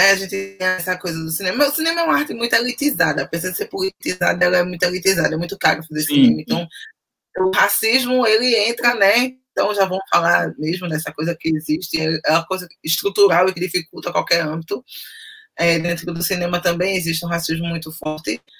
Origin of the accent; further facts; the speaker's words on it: Recife, Pernambuco, Brazil; nasci e moro no Recife, capital de Pernambuco, cidade litorânea, efervescente culturalmente, né, cheio de arte e tal.